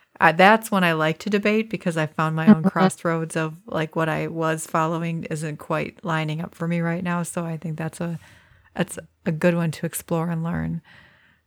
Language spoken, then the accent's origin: English; United States; as an American